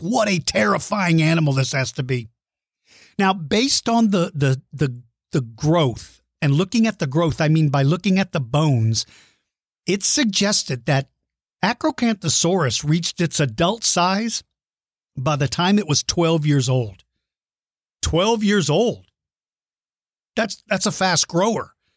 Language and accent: English; San Antonio, Texas, United States; San Antonio, Texas, my home state and hometown